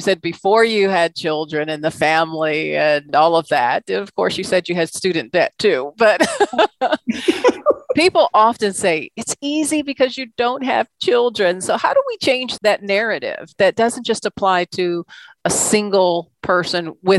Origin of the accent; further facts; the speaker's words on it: Washington, District of Columbia, United States; I would certainly agree with you on that, being born and raised in Washington, D.C., and now, as it's been dubbed, the DMV.